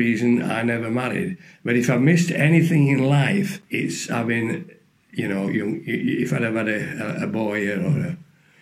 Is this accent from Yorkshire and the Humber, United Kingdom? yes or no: yes; Barnsley, Yorkshire and the Humber, United Kingdom; Barnsley Hospital, my hometown.